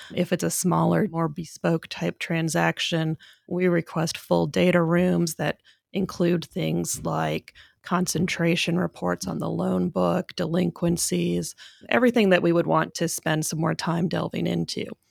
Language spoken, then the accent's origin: English; Canada; moved away as an adult; also born or lived in Vancouver, Canada / Durham, United States / New York, United States; now in United States; I am a Canadian by background. Uh, I did my undergrad at U B C in Vancouver